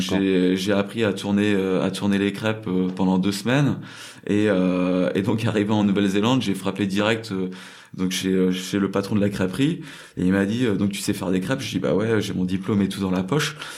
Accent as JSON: {"language": "French", "country": "France", "tie": "born or raised there", "also_born_or_lived": "New Zealand / China / South Korea", "moved": "as an adult", "lives_now": "Seoul, South Korea", "said": "quand je rentre en France ou quand j'ai grandi en France"}